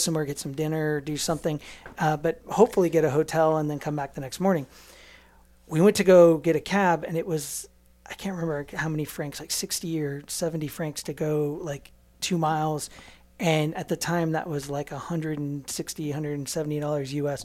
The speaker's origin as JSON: {"language": "English", "country": "United States", "said": "we're American"}